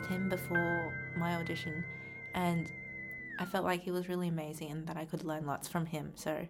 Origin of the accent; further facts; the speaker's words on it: Sydney, New South Wales, Australia; moved away as an adult; now in Melbourne, Australia; I'm from Sydney. So my parents are Chinese, but I was born in Australia.